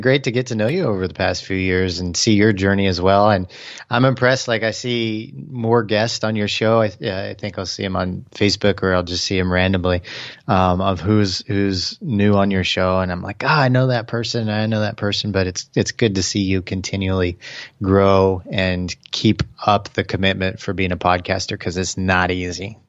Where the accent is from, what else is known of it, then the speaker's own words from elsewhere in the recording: Kansas City, United States; now in Austin, United States; Kansas City, uh, going back home